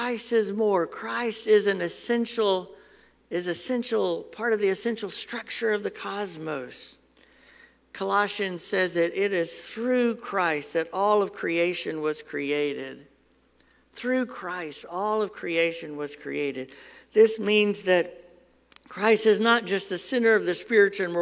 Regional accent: Huntsville, Alabama, United States; I grew up in Huntsville, and on Governor's Drive, there's a big old church

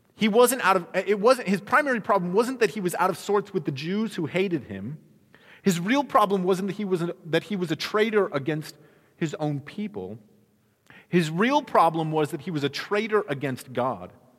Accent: Midwest, United States; now in Arizona, United States; I grew up in the Midwest

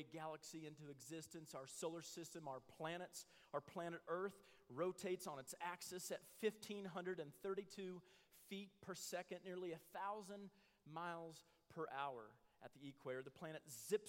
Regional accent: Midwest, United States; I grew up in the Midwest, and it's full of oak

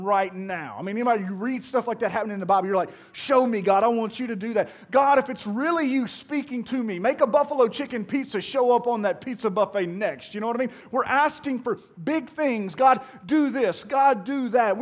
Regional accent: Pearl, Mississippi, United States; I'm from Pearl

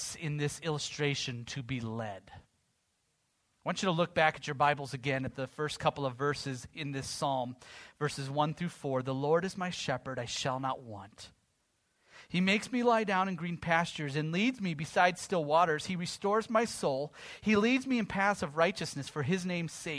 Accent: United States; as an American

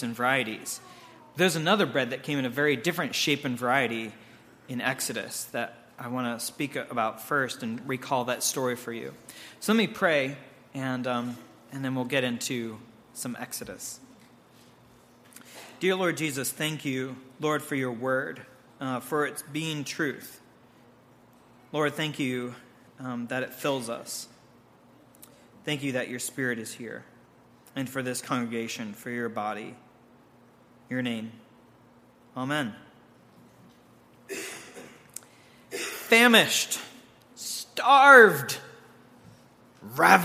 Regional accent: Pittsburgh, Pennsylvania, United States; My wife and I hail from the North Hills of Pittsburgh

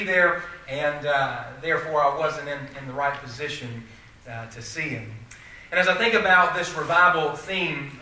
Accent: Mount Airy, North Carolina, United States; moved away as an adult; I am from Mount Airy, North Carolina

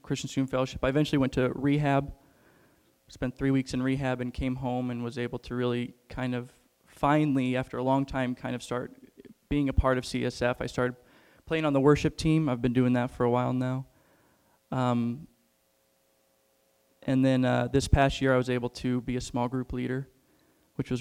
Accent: Rochester, Illinois, United States; I grew up in Rochester, Illinois. I don't know if any of you know where that's at. It's right next to Springfield.

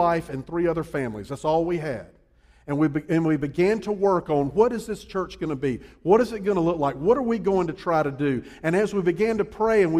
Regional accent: Columbia, South Carolina, United States; also born or lived in Charleston, South Carolina / New Orleans, Louisiana; I'm originally from Columbia

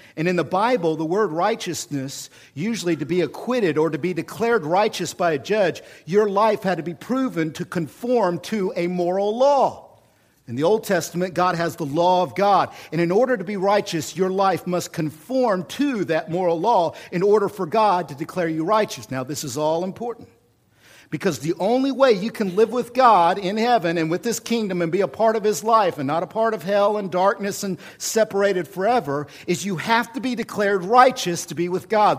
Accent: Oklahoma City, Oklahoma, United States; now in Washington, United States; I'm from Oklahoma

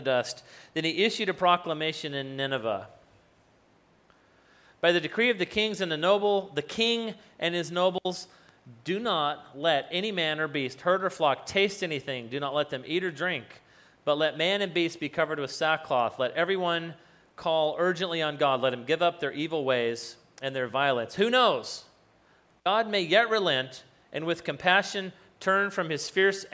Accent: New Mexico, United States; I grew up in New Mexico

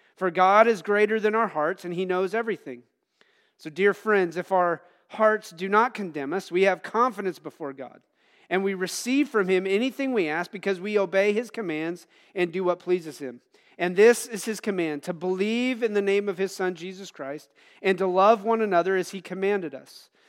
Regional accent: United States

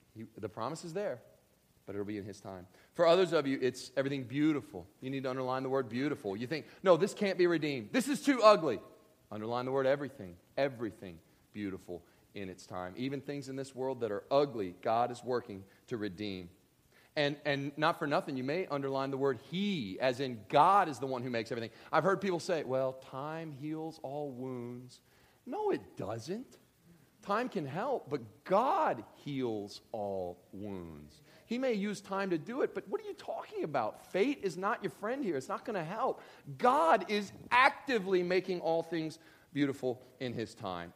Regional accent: Kentucky, United States; I grew up in Kentucky

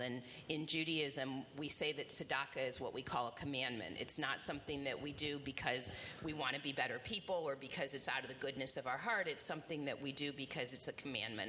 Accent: Indianapolis, Indiana, United States; also born or lived in Bloomington, Indiana; I grew up in Indianapolis

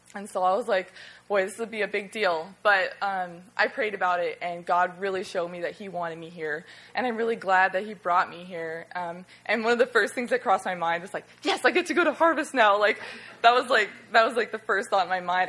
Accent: Alaska, United States; now in Florida, United States; I'm from Alaska

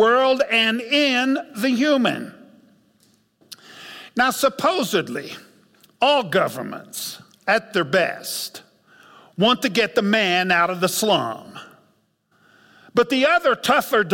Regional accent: United States; we Americans, more than any other Christians in God's kingdom

